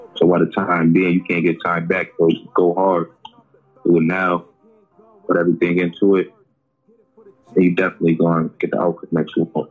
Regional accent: Oakland, California, United States; I'm from Oakland

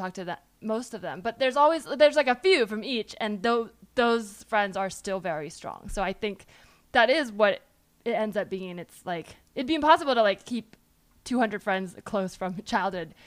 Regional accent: Palo Alto, California, United States; I remember like really wanting to get into Stanford because I was from Palo Alto

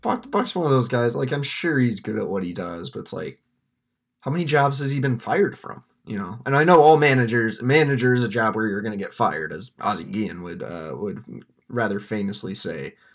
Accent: Texas, United States; now in Michigan, United States; Growing up in Texas

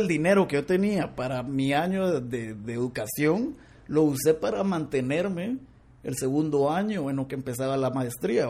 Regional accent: Guatemala; como buen chapín

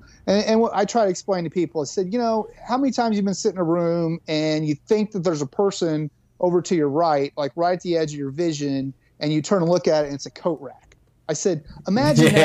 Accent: Kansas, United States; Kansas, my home state

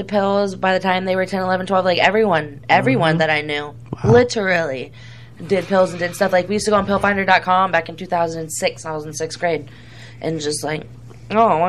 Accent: Sarasota, Venice, Bradenton area, Florida, United States; Growing up in Sarasota, Venice, Bradenton area

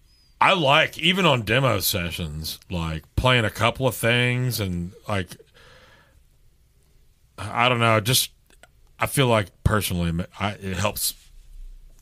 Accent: Texas, United States; I'm from Texas

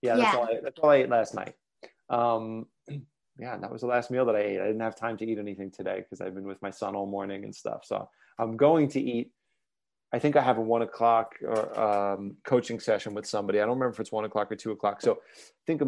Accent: New York, United States; moved away as an adult; now in Ashland, United States; I'm from New York, by the way, and I live in Ashland, Oregon

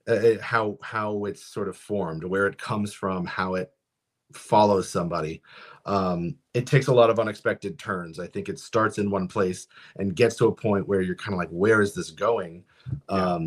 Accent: Maine, United States; I was born and raised in Maine

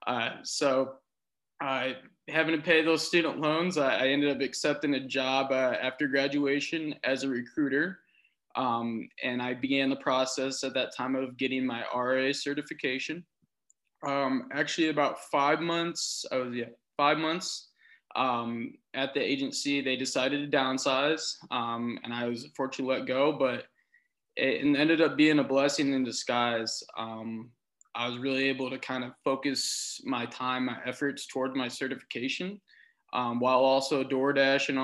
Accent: Mishawaka, Indiana, United States; moved away as an adult; now in Indianapolis, United States; I grew up in Northern Indiana by South Bend, Mishawaka, Indiana

